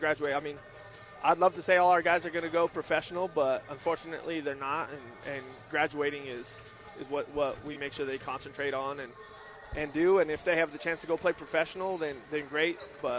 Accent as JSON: {"language": "English", "town": "Santa Fe", "region": "New Mexico", "country": "United States", "tie": "born or raised there", "said": "I'm originally from New Mexico. I grew up in New Mexico. I graduated from Capitol High School in Santa Fe."}